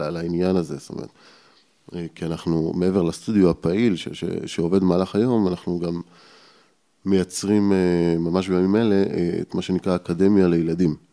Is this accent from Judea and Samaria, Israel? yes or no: yes; Ariel, Judea and Samaria, Israel; also born or lived in Petah Tikva / Jerusalem; אבל גדלתי באריאל, זאת אומרת, מגיל 6-7 אה, גדלתי באריאל. אני אריאלי במקור.